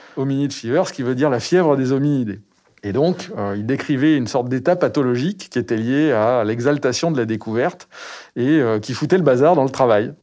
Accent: Périgord, Nouvelle-Aquitaine, France; J'ai grandi dans le Périgord

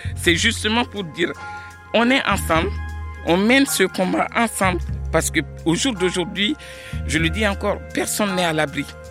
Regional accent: Mali; moved away as an adult; now in Villeneuve-Saint-Georges, France; Je suis arrivé en 96 euh, à Villeneuve-Saint-Georges euh, et je suis né au Mali d'un père magistrat qui avait la nationalité française. Donc je suis arrivé ici, j'avais 18

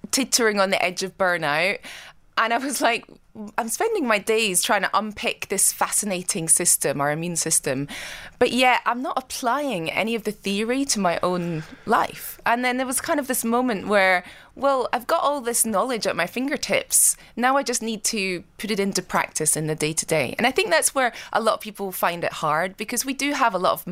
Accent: Scotland, United Kingdom; I grew up in Scotland. Uh, I come from a farm in the middle of nowhere.

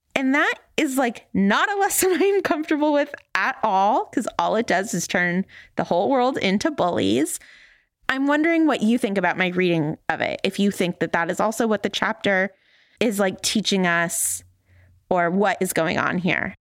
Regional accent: California, United States; moved away; I grew up in California

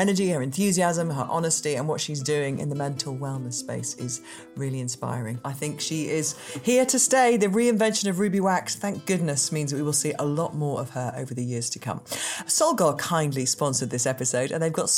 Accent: Leeds, Yorkshire and the Humber, United Kingdom; I'm from Leeds originally

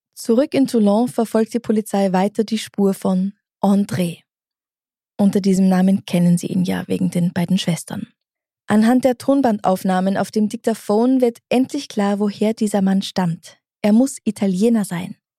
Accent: Austria; dass ich aus Österreich bin

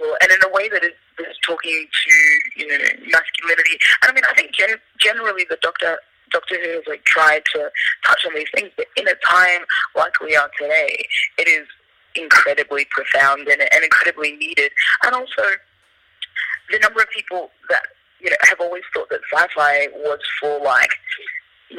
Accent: Brisbane, Queensland, Australia; also born or lived in Africa; a young, you know, African-born Muslim girl growing up in Brisbane

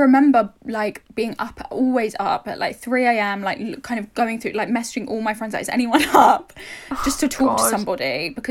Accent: London, United Kingdom; But growing up in London, I never once looked out into the night sky and saw stars.

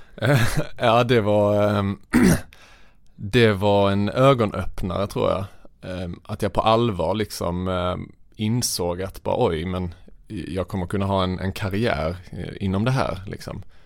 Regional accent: Vittsjö, Skåne, Sweden; Jag växte upp i Vittsjö, en, en liten by i norra Skåne.

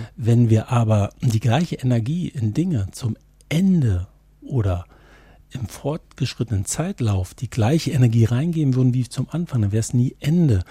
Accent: eastern Germany, East Germany, Germany; dass ich aus, ähm, ja, aus ihrer Hälfte Deutschlands komme. Ich bin auch im Osten groß geworden

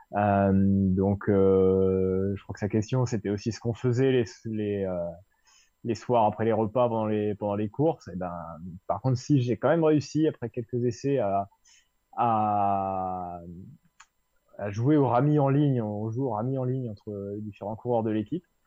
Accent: Suisse Normande, Orne, Normandy, France; là où j'ai grandi en Suisse normande, euh, un coin de, l'ouest du département de l'Orne

